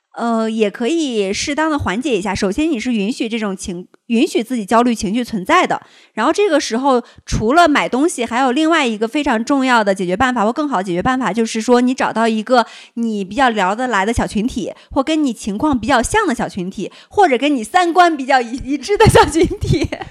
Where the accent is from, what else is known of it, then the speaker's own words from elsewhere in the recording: Shandong, China; now in Beijing, China; 因为我山东人，我爱吃馒头